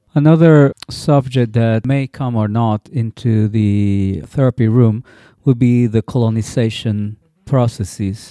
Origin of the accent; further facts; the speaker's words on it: Puerto Rico; my growing up in Puerto Rico